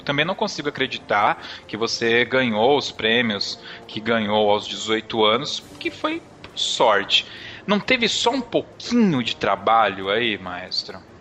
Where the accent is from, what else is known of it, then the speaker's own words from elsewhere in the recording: Ribeirão Pires, São Paulo, Brazil; Eu sou de Ribeirão Pires